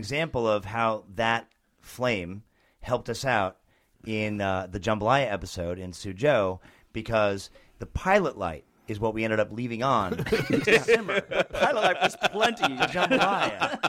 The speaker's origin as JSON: {"language": "English", "region": "New Jersey", "country": "United States", "said": "I am from New Jersey, and I understand where Snooki came from."}